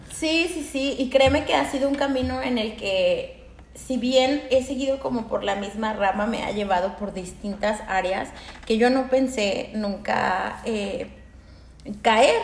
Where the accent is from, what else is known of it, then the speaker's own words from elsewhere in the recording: Aguascalientes, Mexico; moved away as an adult; en mi pueblo, soy de Aguascalientes